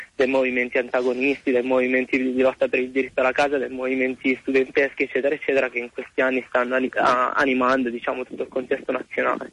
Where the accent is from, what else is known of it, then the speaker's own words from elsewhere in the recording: Massa, Tuscany, Italy; io sono di Massa